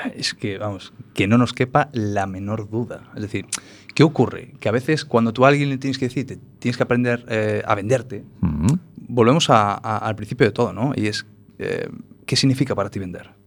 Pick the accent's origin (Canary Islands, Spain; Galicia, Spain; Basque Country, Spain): Galicia, Spain; also born or lived in Paris, France; Como buen gallego